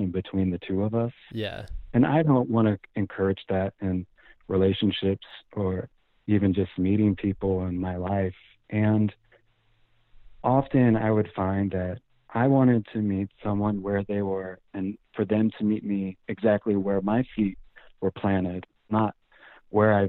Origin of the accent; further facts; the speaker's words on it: Oregon, United States; I would tell them I was from Oregon